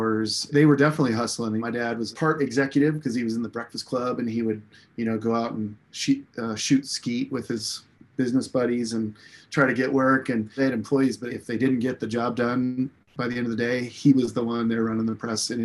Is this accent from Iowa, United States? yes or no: yes; Des Moines, Iowa, United States; I was born in Des Moines, and my parents were small business owners, and they owned a commercial printing company.